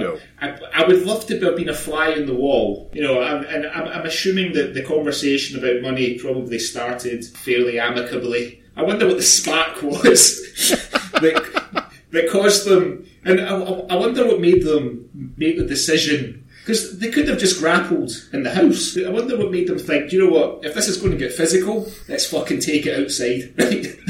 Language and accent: English; Scotland, United Kingdom; moved away as an adult; also born or lived in Aberdeenshire; I'm Scottish